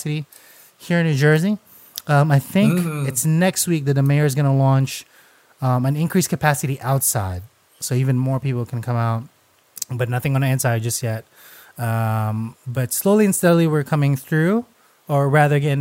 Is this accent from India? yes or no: no; Philippines; I'm Filipino